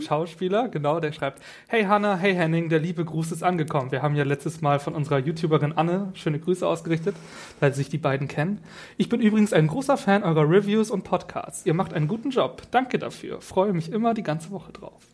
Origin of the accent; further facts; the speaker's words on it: Northern Germany, Germany; also born or lived in Kiel; ich komme ja auch aus dem Norden